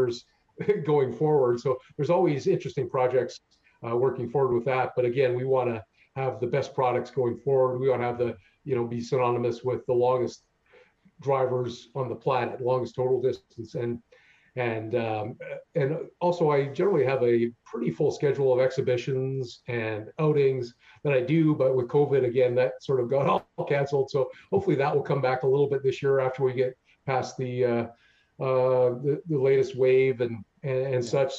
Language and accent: English; Canada